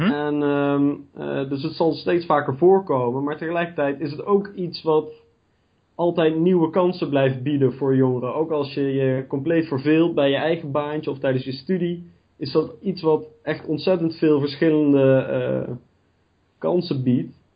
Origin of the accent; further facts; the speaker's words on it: Gennep, Limburg, Netherlands; moved away as an adult; now in Nijmegen, Netherlands; Ik kom zelf uit Gennep. Dat is het noordelijkste puntje van Limburg